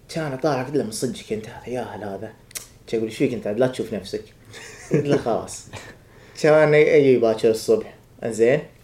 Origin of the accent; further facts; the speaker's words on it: Sabah Al-Salem, Mubarak Al-Kabeer Governorate, Kuwait; moved away as an adult; also born or lived in Jacksonville, Florida / Alabama; now in United States; انا من الكويت من الكويت صباح سالم بالتحديد